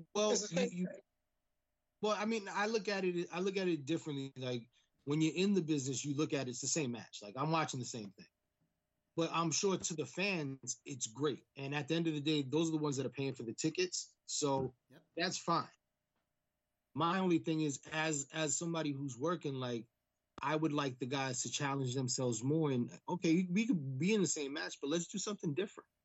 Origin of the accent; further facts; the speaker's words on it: New York City, New York, United States; we're kids from the Bronx